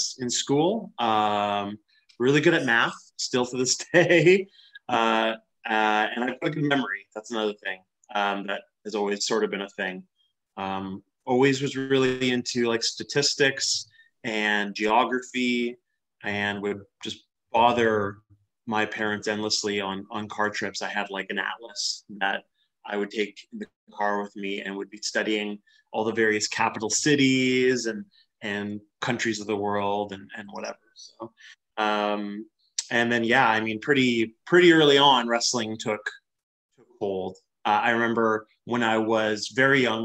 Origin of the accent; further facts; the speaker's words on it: Western Canada, Canada; growing up in Western Canada